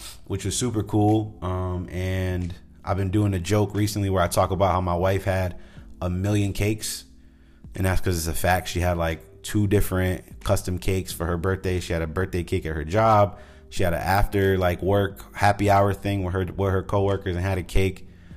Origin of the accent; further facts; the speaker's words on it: New England, United States; I grew up in New England.